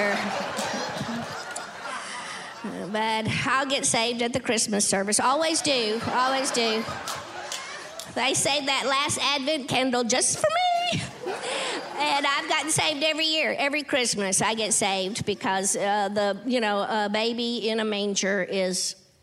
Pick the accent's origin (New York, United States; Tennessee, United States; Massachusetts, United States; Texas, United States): Tennessee, United States; I'm from Tennessee, so it's just, we are decorated all year long